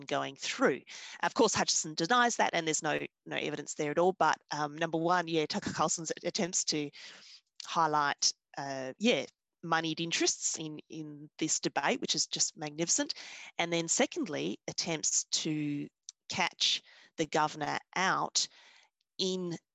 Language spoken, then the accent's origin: English; Victoria, Australia; I'm from the Australian state of Victoria